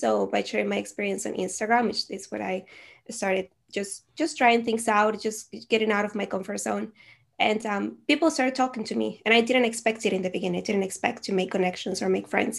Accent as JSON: {"language": "English", "country": "Venezuela", "first_language": "Spanish", "second_language": "English", "moved": "yes", "lives_now": "Netherlands", "said": "I am originally from Venezuela, so my native language is Spanish, and I currently live in the Netherlands."}